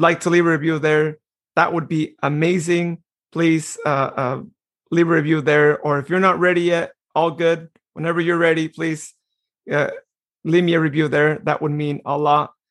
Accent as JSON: {"language": "English", "town": "Modesto", "region": "California", "country": "United States", "tie": "born or raised there", "said": "Modesto, which I am going to be biased because that is my hometown"}